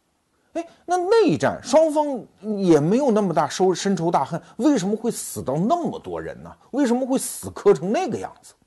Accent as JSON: {"language": "Chinese", "country": "China", "said": "包括我们中国人，"}